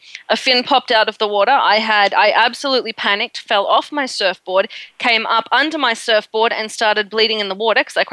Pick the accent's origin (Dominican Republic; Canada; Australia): Australia; I'm from Australia